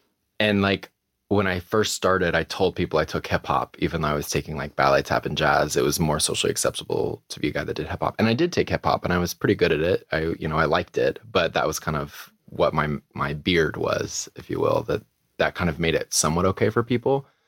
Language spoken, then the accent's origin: English; Missouri, United States; also born or lived in Minnesota; Grew up in a small town in Missouri. I was born in Minnesota.